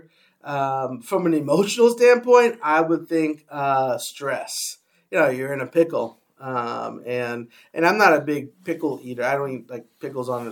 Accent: New York City, New York, United States; now in Washington, United States; I grew up in the Bronx

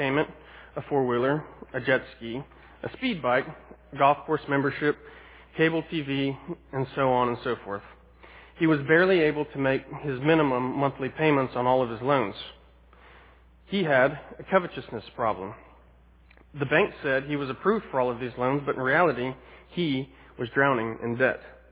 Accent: United States

